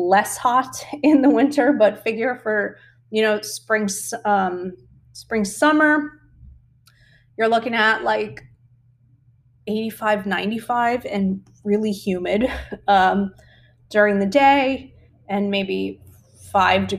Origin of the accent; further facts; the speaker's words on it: South Florida, United States; moved away as an adult; now in Yucatan Peninsula, Mexico; I've pretty much been living in the tropics my whole life. I'm from South Florida and now I live in the Yucatan Peninsula.